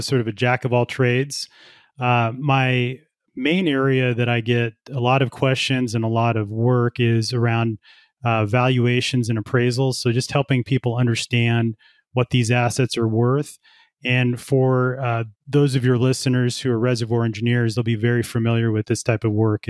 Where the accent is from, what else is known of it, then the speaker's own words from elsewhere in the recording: Colorado, United States; also born or lived in Houston; I'm from Colorado originally, so is my wife. We have family here, and we wanted to raise kids here